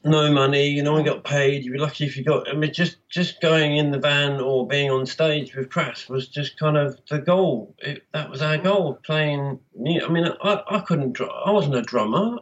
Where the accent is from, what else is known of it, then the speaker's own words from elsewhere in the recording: Birmingham, West Midlands, United Kingdom; moved away; also born or lived in London; I came from Birmingham, where heavy metal was in big time before I left uh, in 76